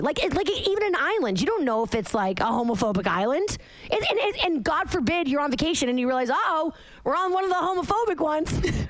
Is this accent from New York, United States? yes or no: no; Massachusetts, United States; moved away; I'm from Massachusetts, okay?